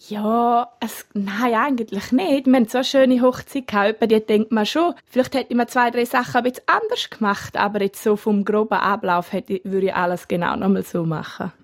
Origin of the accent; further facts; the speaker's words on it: Reichenau, Graubünden, Switzerland; Wir sind aufgewachsen in Reichenau